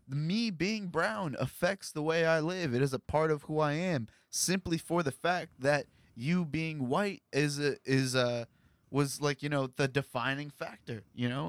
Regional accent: Columbus, Ohio, United States; this is where I grew up

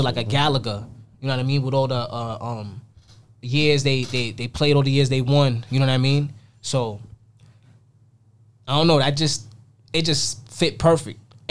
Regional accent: New York City, New York, United States; this is Queens, it's Jamaica, it's you know, it's my hometown, my city

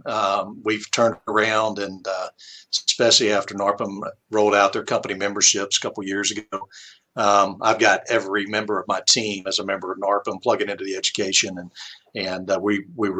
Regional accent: West Virginia, United States; now in Alabama, United States; I'm originally from West Virginia.

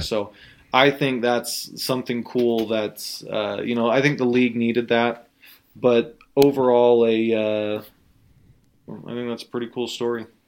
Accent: Utah, United States; we're from Utah

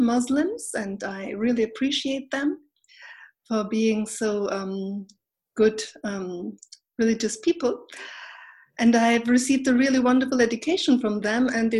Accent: Austria; also born or lived in Turkey; now in Berlin, Germany; when I was a little baby, about 2 years old, my parents, God bless them, they brought me to Austria, and there I grew up.

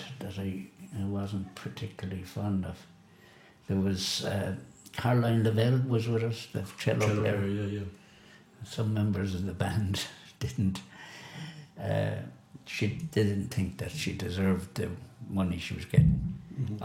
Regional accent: Galway, Connacht, Ireland; I was very proud of where I came from Shantala, you know, in Galway.

